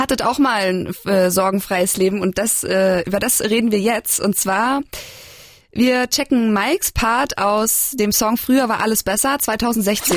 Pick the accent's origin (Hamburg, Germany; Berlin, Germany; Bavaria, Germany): Bavaria, Germany; moved away; ich komme ja ursprünglich aus Bayern